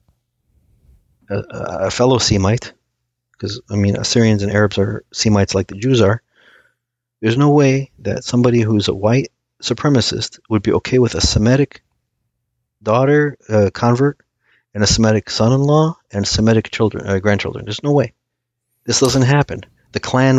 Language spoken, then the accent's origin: English; United States; first language Aramaic; English is a second language; I was born here. I was born here, but surprisingly, I didn't speak a word of English, or I shouldn't say a word, but I didn't speak English fluently until I started grade school